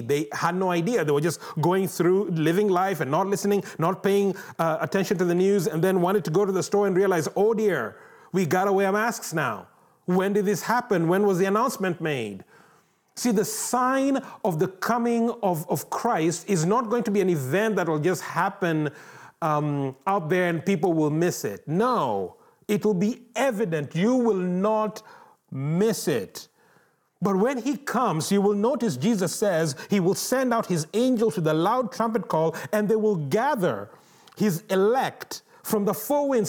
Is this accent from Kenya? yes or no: yes; Kenya; moved away; growing up in Kenya